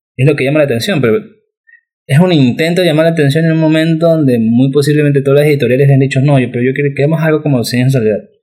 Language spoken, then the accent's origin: Spanish; Guayaquil, Guayas, Ecuador; moved away; also born or lived in Lima; los dos nacimos en Guayaquil